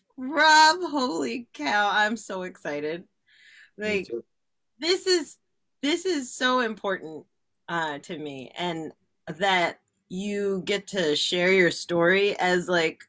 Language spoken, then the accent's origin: English; New Jersey, United States; we're from New Jersey